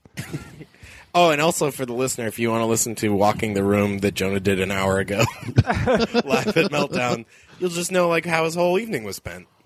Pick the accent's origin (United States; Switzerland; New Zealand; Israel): United States; Massachusetts; I'm from Massachusetts.